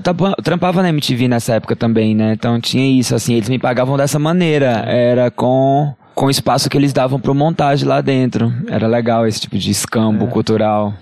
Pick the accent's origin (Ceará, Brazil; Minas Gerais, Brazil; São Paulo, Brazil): Ceará, Brazil; also born or lived in Crato; do governo do estado do Ceará, que é de onde eu sou.